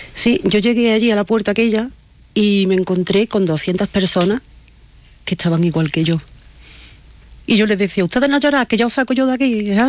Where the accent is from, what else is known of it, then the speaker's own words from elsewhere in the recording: Córdoba, Andalusia, Spain; moved away as an adult; now in Ampudia, Spain; Yo soy de Córdoba, del norte de Andalucía.